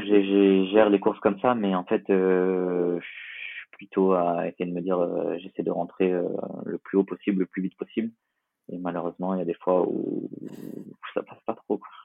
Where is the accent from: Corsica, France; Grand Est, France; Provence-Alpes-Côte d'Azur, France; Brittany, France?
Provence-Alpes-Côte d'Azur, France; Nice; je suis niçois et, et, on est pas mal attaché à Nice euh, en tant que niçois